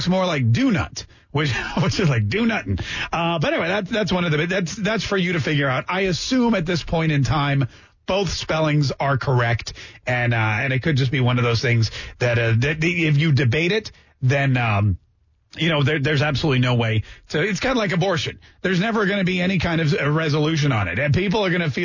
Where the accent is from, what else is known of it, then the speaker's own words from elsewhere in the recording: North Carolina, United States; I grew up in North Carolina